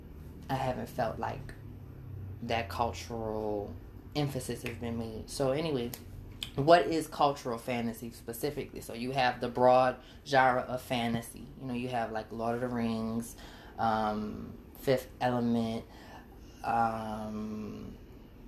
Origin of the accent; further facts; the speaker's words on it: New Orleans, Louisiana, United States; I'm from New Orleans, Louisiana, specifically the Seventh Ward. And I take a lot of pride in who I am and where I come from